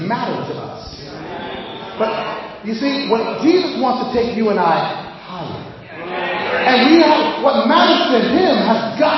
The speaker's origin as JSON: {"language": "English", "town": "Boston", "region": "Massachusetts", "country": "United States", "moved": "as an adult", "said": "Now, I'm from Boston. I haven't lived there in 20 something years. I haven't lived there"}